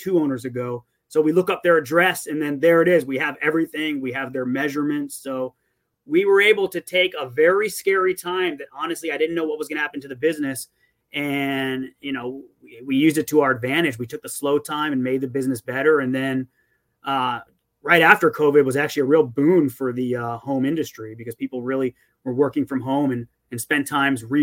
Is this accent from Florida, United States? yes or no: yes; Davie, Florida, United States; also born or lived in Dade County, Florida; I went to Cooper City High School. I've lived in Davie, Cooper City area since kindergarten. And before that, I lived in Dade County.